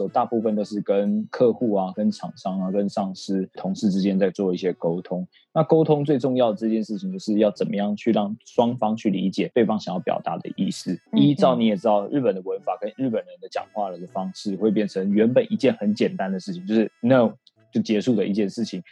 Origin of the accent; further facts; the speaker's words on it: Taiwan; 我自己本身身为台湾人